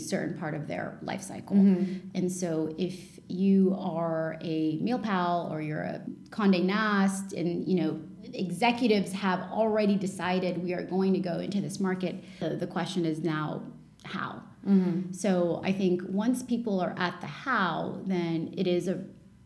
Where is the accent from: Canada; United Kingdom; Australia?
Canada; English is a second language; also born or lived in Lebanon; I grew up in Lebanon. And then my family immigrated to Canada in the early 90s.